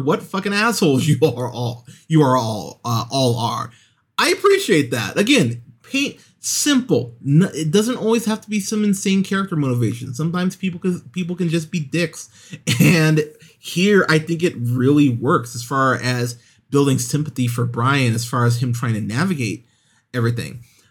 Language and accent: English; Pismo Beach, California, United States; I remember growing up in Pismo Beach in California, going to a couple street races right around a year after this movie came out